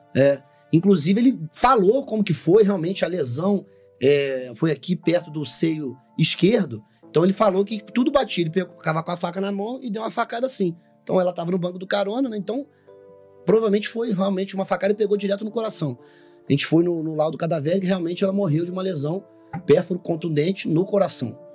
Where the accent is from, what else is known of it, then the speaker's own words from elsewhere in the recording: Rio de Janeiro, Brazil; moved away; sou natural do Rio de Janeiro, é, da cidade do Rio de Janeiro